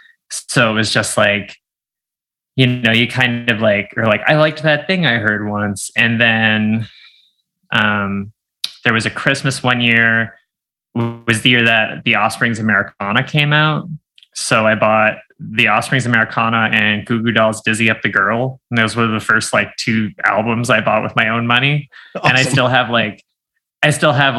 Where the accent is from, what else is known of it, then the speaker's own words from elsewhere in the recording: Miramichi, New Brunswick, Canada; I grew up in Miramichi, New Brunswick